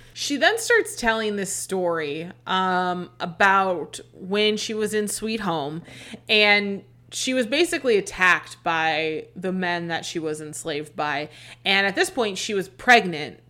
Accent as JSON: {"language": "English", "region": "Arizona", "country": "United States", "said": "we're from Arizona"}